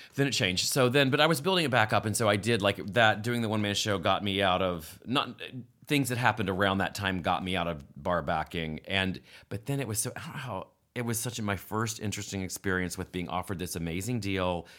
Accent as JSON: {"language": "English", "region": "West Virginia", "country": "United States", "tie": "born or raised there", "moved": "yes", "said": "I grew up in West Virginia in a house that was built in seventeen, in seventeen ninety-nine called Mill Meadow"}